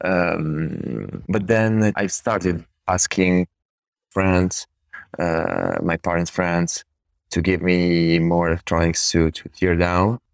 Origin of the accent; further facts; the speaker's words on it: Italy; now in Turin, Italy; I went, I went, of course, to college here in Italy